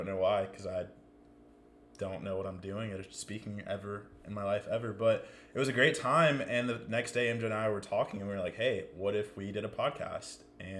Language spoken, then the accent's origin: English; Atlanta, Georgia, United States; moved away as an adult; now in Greenville, United States; I'm from Atlanta, Georgia.